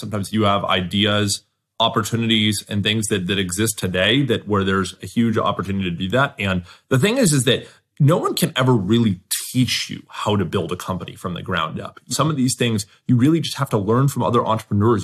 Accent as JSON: {"language": "English", "region": "Southern California", "country": "United States", "tie": "born or raised there", "said": "I grew up in Southern California"}